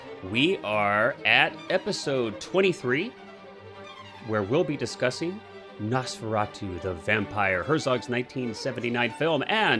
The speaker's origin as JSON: {"language": "English", "region": "Midwest", "country": "United States", "tie": "born or raised there", "said": "You know, I grew up in the Midwest where we have winters."}